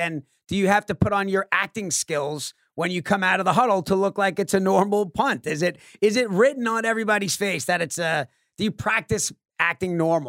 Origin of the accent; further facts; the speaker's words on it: Long Island, New York, United States; I grew up on Long Island